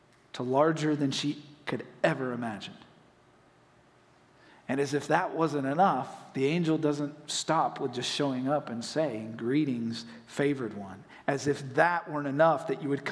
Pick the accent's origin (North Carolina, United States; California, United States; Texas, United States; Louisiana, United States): North Carolina, United States; Saluda; moved away as an adult; also born or lived in Hendersonville, North Carolina; now in Florida, United States; I grew up just south of Flat Rock, just outside of a little town called Saluda, population 524